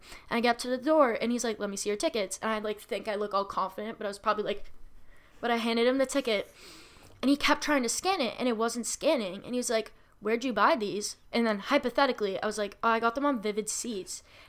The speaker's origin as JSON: {"language": "English", "region": "Massachusetts", "country": "United States", "said": "I'm from Massachusetts."}